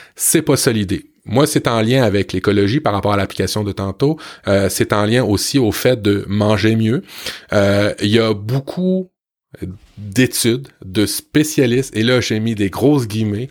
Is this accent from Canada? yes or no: yes; Canada; chez nous au Canada